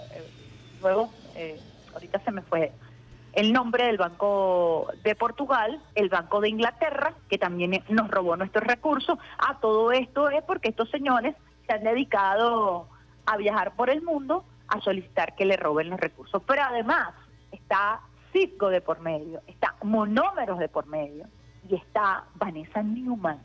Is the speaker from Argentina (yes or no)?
no; Venezuela